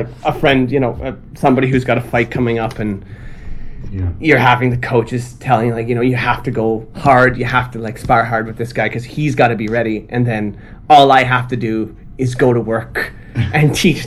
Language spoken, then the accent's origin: English; Ottawa, Ontario, Canada; moved away as an adult; also born or lived in China; now in Tokyo, Japan; I'm from Canada. I'm from Ottawa, Canada.